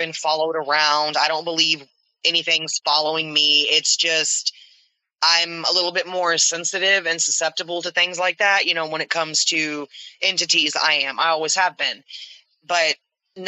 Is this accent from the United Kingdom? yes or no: no; the South, United States; We're from the South